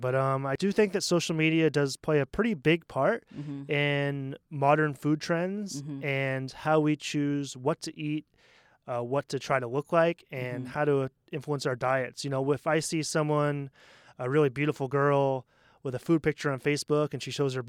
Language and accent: English; Portland, Maine, United States; Especially, I come from Portland, Maine, which is a super hipstery, mm-hmm. very liberal town, and there's like actually gluten-free restaurants.